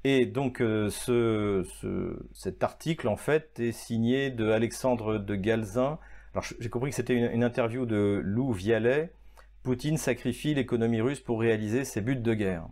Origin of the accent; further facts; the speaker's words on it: France; en tant que Français